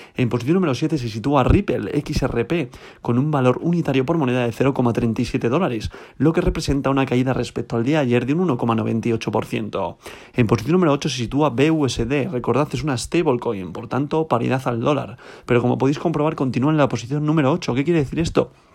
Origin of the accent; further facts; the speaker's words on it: Spain; yo soy español, estoy en España